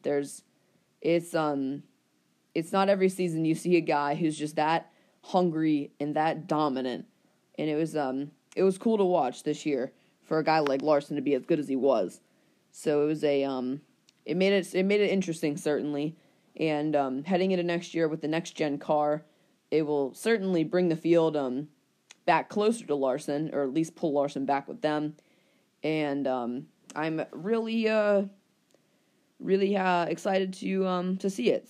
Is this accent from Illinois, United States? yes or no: no; Pittsburgh, Pennsylvania, United States; my hometown team, my favorite team since I was like a little kid, the Pittsburgh Penguins.